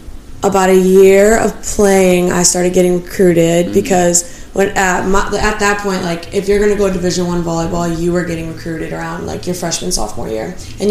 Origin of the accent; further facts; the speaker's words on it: Illinois, United States; I'm not from Chicago.